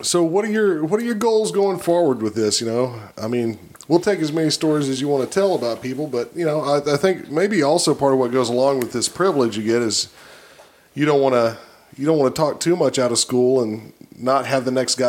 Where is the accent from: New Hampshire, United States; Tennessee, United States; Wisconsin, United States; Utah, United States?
Tennessee, United States; East; I grew up in East Tennessee.